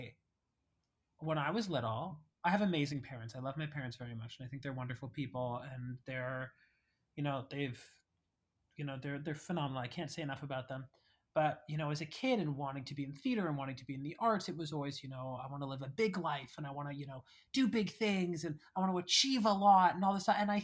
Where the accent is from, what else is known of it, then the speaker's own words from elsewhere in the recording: Canada; now in New York City, United States; we're Canadian